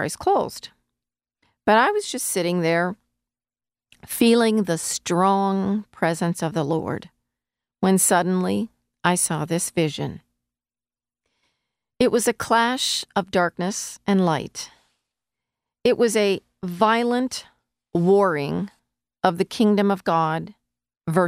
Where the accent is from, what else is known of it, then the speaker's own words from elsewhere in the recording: United States; as an American living in the United States